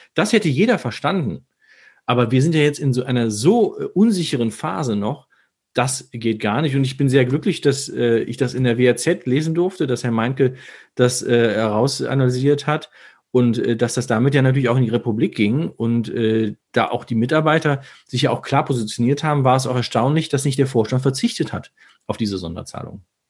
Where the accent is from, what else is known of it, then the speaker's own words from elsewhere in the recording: Herne, North Rhine-Westphalia, Germany; now in Düsseldorf, Germany; meine Wurzel ist Herne